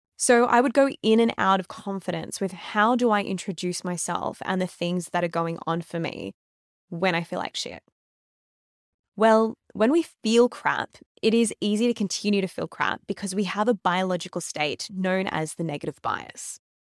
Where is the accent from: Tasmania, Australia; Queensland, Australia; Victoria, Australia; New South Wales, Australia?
Victoria, Australia; Melbourne; I'm from Melbourne